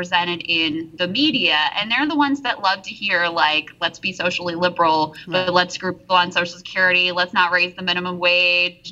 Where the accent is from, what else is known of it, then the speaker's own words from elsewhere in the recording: rural Virginia, United States; also born or lived in East Liverpool, Ohio; I still live in my hometown in rural Virginia where there is really no broadband access. You know, I grew up in Red America